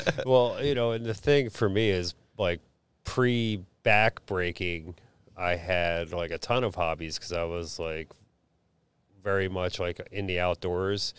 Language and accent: English; Philadelphia, Pennsylvania, United States; I grew up in Huntington Park, Philadelphia